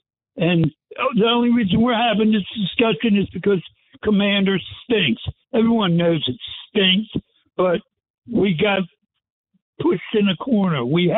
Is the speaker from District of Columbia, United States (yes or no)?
yes; Washington, District of Columbia, United States; born there; I was born in Washington, D.C., all right? We ain't in North Carolina.